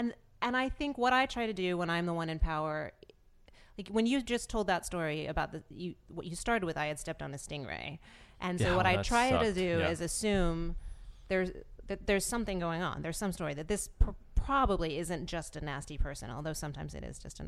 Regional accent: the South, United States; What I think it is I grew up in the South, and I think there's a Southern Belle thing that is at war with this feminist thing.

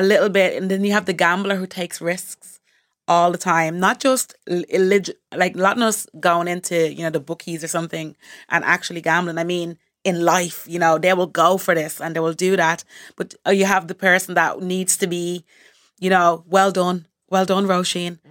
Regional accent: Montserrat; I'm from the Caribbean, Montserrat in the Caribbean

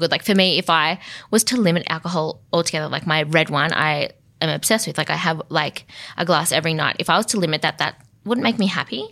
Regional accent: Central Coast, New South Wales, Australia; moved away; on the Central Coast, actually, my hometown

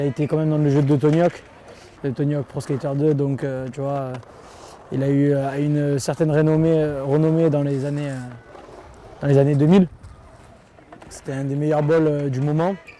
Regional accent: Marseille, Provence-Alpes-Côte d'Azur, France; je viens de Marseille

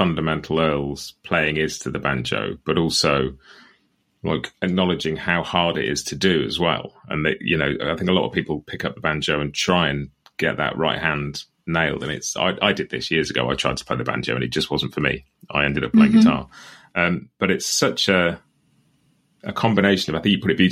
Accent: England, United Kingdom; just being English

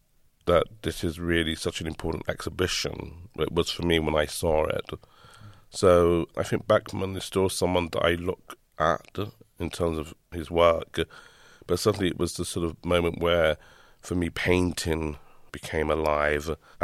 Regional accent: London, United Kingdom; growing up in the East End

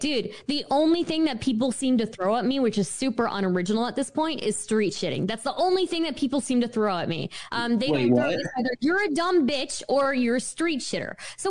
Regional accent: United States; I was born and raised in America. I have said on the show before, I am American first.

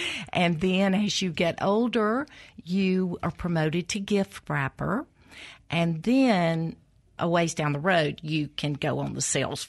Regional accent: Columbus, Mississippi, United States; It is. It's still home. Yeah. I was born and reared in Columbus, Mississippi.

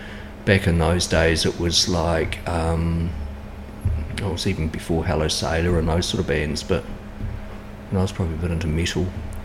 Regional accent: Hastings, Hawke's Bay, New Zealand; I was born in Hastings in Frimley. Went to Frimley School. Then on to Heritage Intermediate, then St. John's College. I don't know why my parents sent me to a Catholic school. Well, I was brought up a Catholic

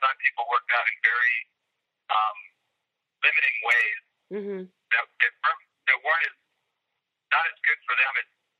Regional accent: Boston, Massachusetts, United States; I grew up in the Boston area.

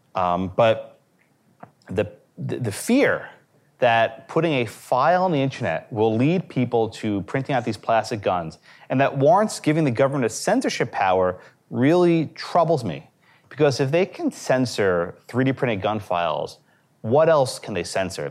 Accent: New York City, New York, United States; I grew up in New York City

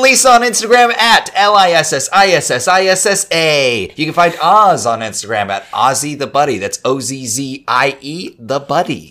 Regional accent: Minnesota, United States; I grew up in Minnesota.

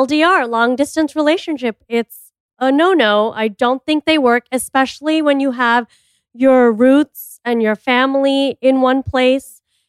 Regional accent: Miami, Florida, United States; moved away; I'm from Miami too

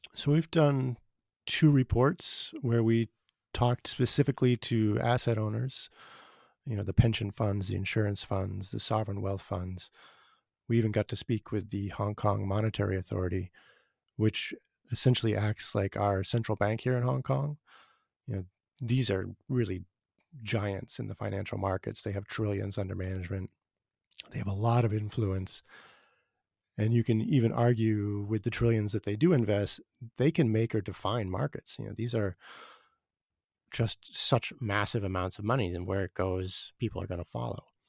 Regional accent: Boston, Massachusetts, United States; moved away; also born or lived in Seattle; I grew up in Boston

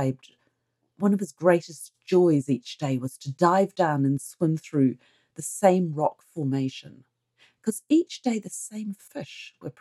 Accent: New Zealand; I'm a Kiwi, and here in New Zealand people surf.

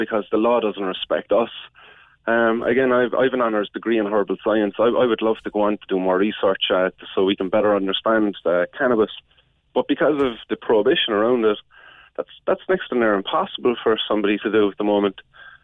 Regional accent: Cork, Munster, Ireland; I am from Cork.

